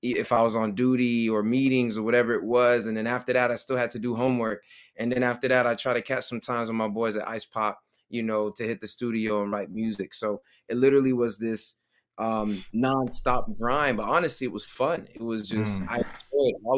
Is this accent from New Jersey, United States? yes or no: no; Clayton County, Georgia, United States; born and raised in Clayton County, Georgia